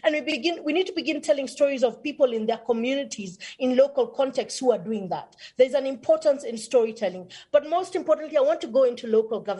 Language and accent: English; Kenya; I am Kenyan